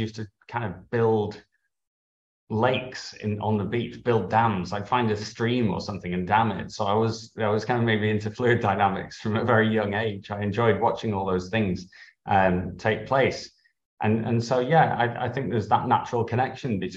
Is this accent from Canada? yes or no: no; Harrogate, Yorkshire and the Humber, United Kingdom; I grew up in Harrogate in North Yorkshire.